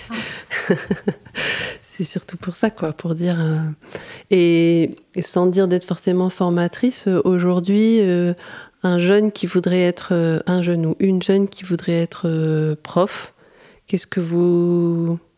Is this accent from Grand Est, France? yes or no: no; Arras, Hauts-de-France, France; born there; Euh, moi je suis née sur Arras